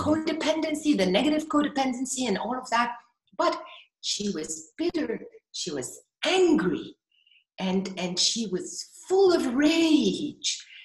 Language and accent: English; Ghana; in Ghana actually growing up was that in so many Ghanaian families